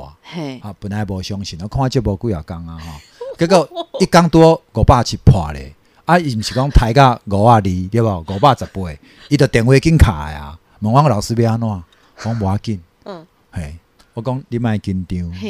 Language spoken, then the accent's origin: Chinese; Taiwan; 大部分都听台语啦，因为其实我是哈，我是河洛人啊，对吧？